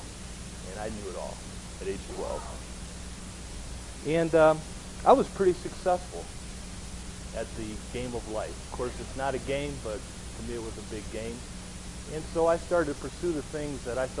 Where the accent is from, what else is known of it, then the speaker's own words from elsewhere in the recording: Oberlin, Ohio, United States; I grew up in Cleveland, Ohio. I actually grew up in a little town called Oberlin, which is just west of Cleveland